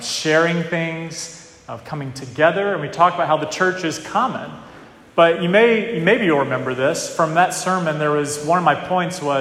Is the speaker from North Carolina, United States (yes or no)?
yes; North Carolina, United States; moved away as an adult; now in New England, United States; down south, where I grew up in North Carolina.